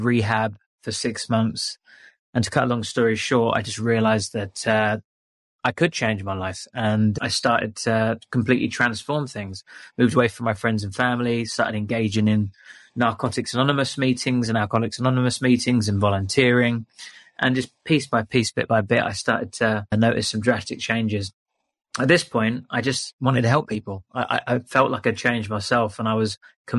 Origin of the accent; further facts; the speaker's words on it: London, United Kingdom; moved away as an adult; also born or lived in England; now in Bali, Indonesia; I was from London